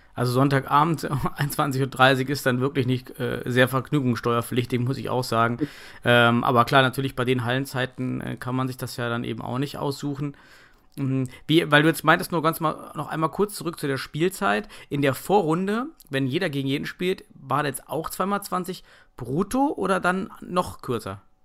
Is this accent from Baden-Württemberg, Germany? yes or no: no; North Rhine-Westphalia, Germany; bei uns im Westen oder ein bisschen am Niederrhein